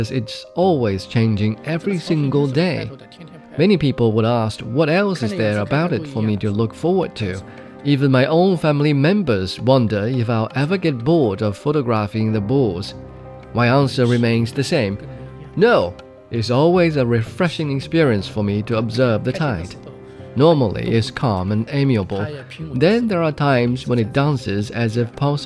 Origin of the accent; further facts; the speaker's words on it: Haining, Zhejiang, China; I have been in Haining since I was young. This is my hometown